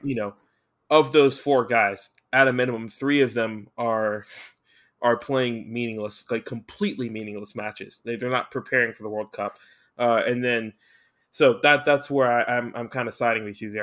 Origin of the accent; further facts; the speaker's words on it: United States; I'm American.